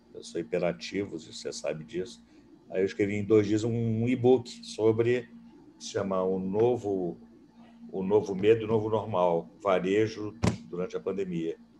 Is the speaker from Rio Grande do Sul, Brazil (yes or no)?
no; Rio de Janeiro, Brazil; also born or lived in Boston, United States; Eu sou um carioca que nasci em Ipanema, moro em Ipanema